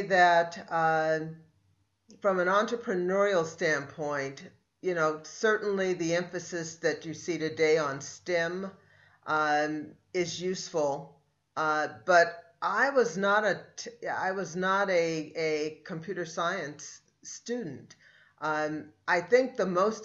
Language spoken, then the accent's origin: English; Oakland, California, United States; also born or lived in Davis, California; I grew up in Oakland. So I was a local kid, went to public school